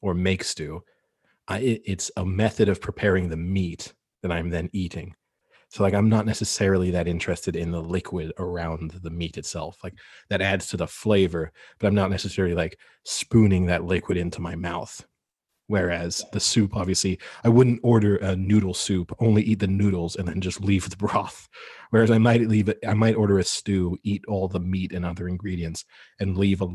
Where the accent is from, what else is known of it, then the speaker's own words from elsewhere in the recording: San Francisco, California, United States; I was born and raised in San Francisco